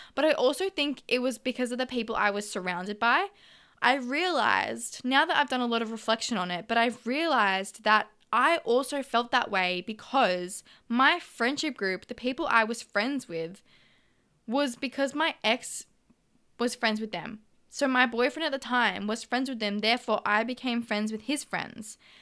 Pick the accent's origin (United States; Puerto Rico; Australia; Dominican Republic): Australia; Melbourne, Victoria; moved away as an adult; now in Gold Coast, Australia; I am an original Melbourne girl, but I've moved up to the Gold Coast